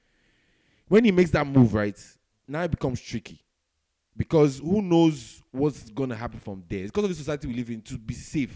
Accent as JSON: {"language": "English", "country": "Nigeria", "said": "I'm Nigerian"}